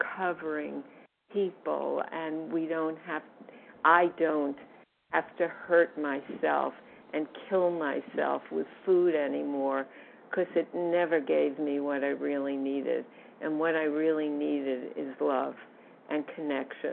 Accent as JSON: {"language": "English", "town": "New York City", "region": "New York", "country": "United States", "said": "I come from New York City"}